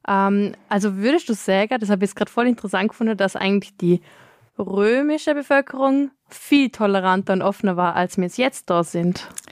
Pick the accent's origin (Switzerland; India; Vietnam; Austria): Austria; bei uns in Österreich